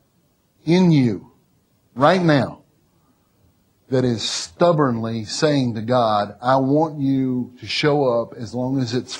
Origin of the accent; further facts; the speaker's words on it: Mississippi, United States; I'm from Mississippi